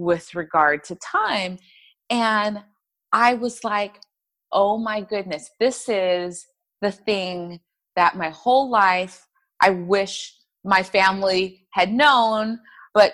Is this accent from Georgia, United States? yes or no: no; Inland Empire, Southern California, United States; I am from Southern California, from a little town or area of Southern California called the Inland Empire